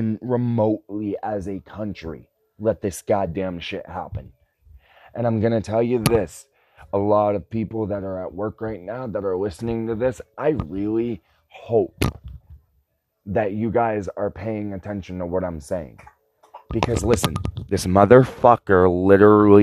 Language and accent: English; United States; as an American citizen, I am seriously considering giving up my American citizenship